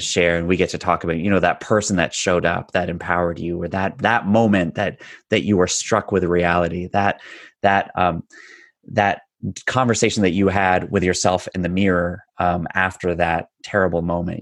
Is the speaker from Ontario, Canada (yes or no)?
yes; north of Toronto, Ontario, Canada; I am just a little north of Toronto, Ontario, born and raised